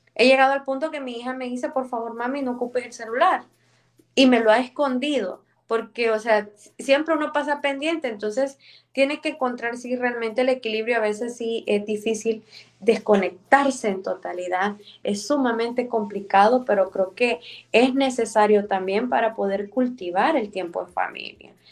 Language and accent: Spanish; El Salvador; born or raised there